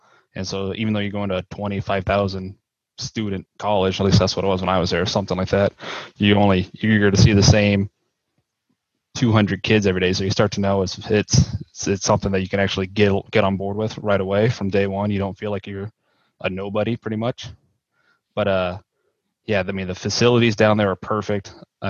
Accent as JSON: {"language": "English", "town": "Blair", "region": "Nebraska", "country": "United States", "tie": "born or raised there", "also_born_or_lived": "Lincoln, Nebraska", "lives_now": "Omaha, United States", "said": "I'm originally from Blair, Nebraska, graduated there, came down to UNL for the PGM program."}